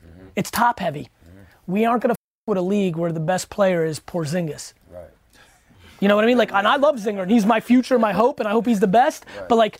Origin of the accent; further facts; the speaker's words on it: Edison, New Jersey, United States; I grew up in Edison, New Jersey. Good mixed culture. I'm 41